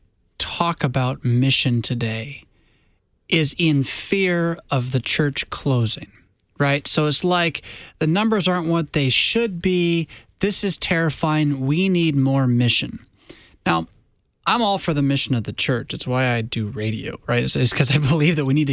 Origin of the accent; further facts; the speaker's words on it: United States; as an American Christian